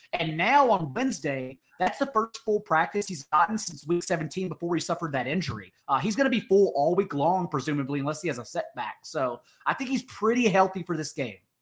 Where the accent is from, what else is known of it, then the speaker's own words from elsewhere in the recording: Fort Worth, Texas, United States; I grew up in Fort Worth, Texas